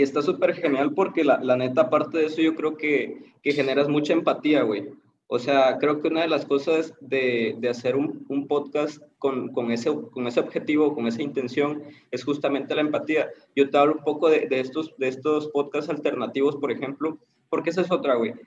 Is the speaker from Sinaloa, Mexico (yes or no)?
no; Tapachula, Chiapas, Mexico; now in Tuxtla Gutiérrez, Mexico; soy de Tapachula, pero radico en Tuxtla, en Chiapas